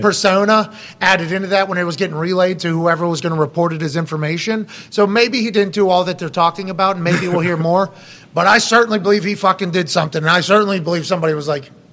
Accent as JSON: {"language": "English", "region": "Pennsylvania", "country": "United States", "said": "I'm from Pennsylvania. Pennsylvania, big state"}